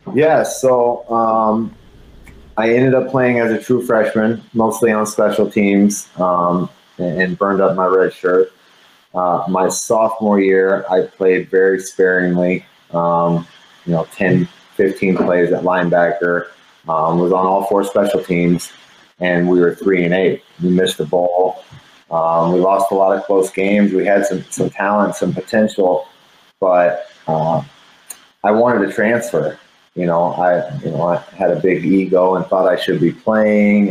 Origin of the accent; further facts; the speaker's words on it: San Antonio, Texas, United States; moved away as an adult; also born or lived in Colorado; I'm from San Antonio, Texas, Douglas MacArthur High School